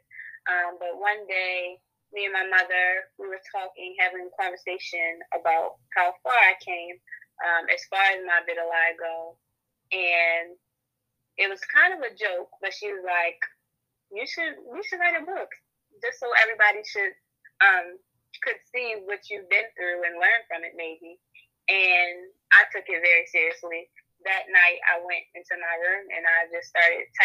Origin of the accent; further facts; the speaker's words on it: Baltimore, Maryland, United States; I'm from Baltimore